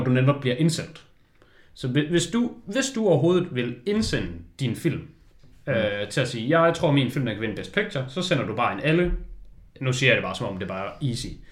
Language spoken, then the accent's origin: Danish; Denmark; vi er danskere